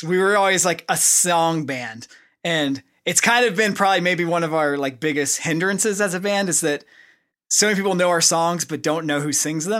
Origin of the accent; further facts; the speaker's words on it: Oklahoma, United States; you know, we come from Oklahoma, so we're just kind of like normal dudes.